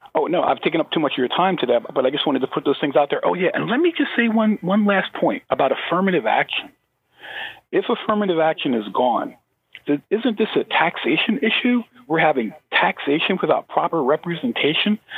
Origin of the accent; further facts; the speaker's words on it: United States; as a American black